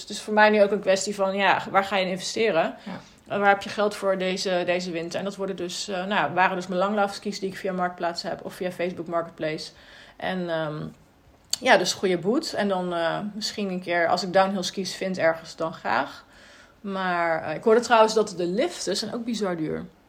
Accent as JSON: {"language": "Dutch", "country": "Netherlands", "moved": "as an adult", "lives_now": "Sweden", "said": "ik kom uit Nederland"}